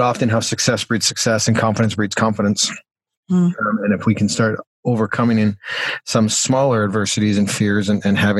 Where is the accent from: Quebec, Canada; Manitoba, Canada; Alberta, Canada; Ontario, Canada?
Alberta, Canada; Calgary; I'm from Calgary, Alberta, Canada, and Calgary's kind of world famous for the Calgary Stampede